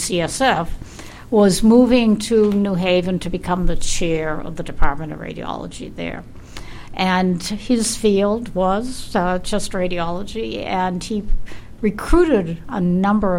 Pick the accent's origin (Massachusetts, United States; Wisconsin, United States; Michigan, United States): Massachusetts, United States; Boston; I was born in Boston, grew up in Boston, went to Boston College, which was a local school